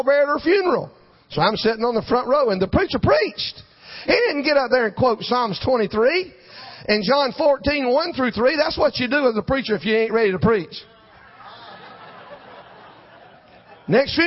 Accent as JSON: {"language": "English", "town": "Jesup", "region": "Georgia", "country": "United States", "tie": "born or raised there", "said": "The pastor of a little church in my hometown, Jessup, Georgia"}